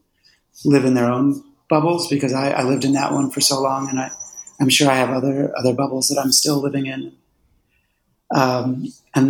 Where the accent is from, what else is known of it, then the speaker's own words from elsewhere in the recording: Philadelphia, Pennsylvania, United States; I grew up in Philadelphia